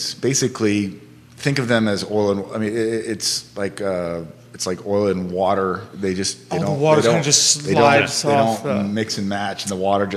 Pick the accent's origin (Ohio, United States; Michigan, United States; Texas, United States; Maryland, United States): Texas, United States; Houston; now in Charlottesville, United States; I grew up in Houston, Texas